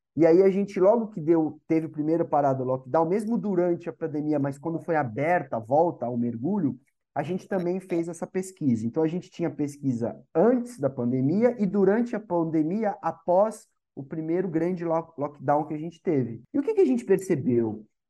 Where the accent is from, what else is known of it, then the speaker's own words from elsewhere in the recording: Santos, São Paulo, Brazil; sou nascido aqui em Santos, me formei aqui em Santos.